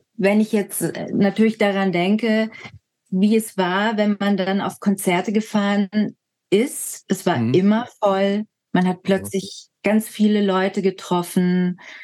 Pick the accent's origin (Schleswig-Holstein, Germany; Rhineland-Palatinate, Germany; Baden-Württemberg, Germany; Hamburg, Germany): Baden-Württemberg, Germany; Lake Constance; also born or lived in Berlin; dort, wo ich aufgewachsen bin